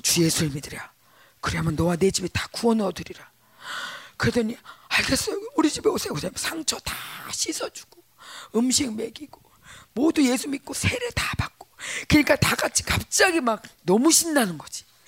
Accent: South Korea

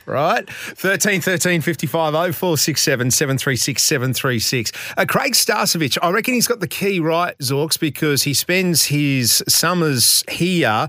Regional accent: Queensland, Australia; As a Queenslander

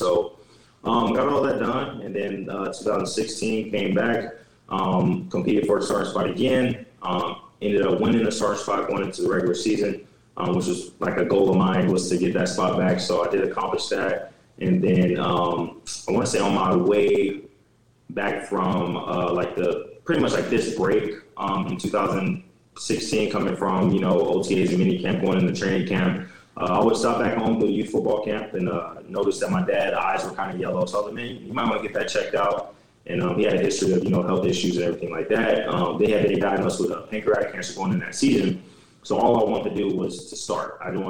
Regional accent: Illinois, United States; And I grew up in Illinois.

